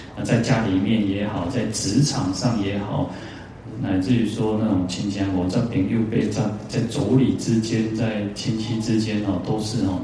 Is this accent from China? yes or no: no; Taiwan; 尤其我们台湾人戴口罩还蛮习惯的啦